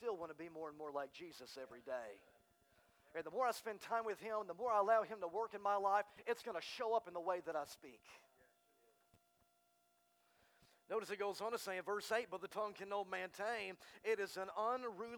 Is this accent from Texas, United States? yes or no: yes; Texas, United States; now in Arkansas, United States; I'm from Texas